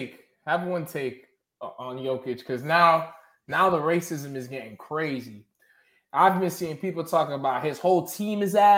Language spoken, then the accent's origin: English; Suffolk County, Long Island, New York, United States; I'm from Suffolk County, Long Island, bro.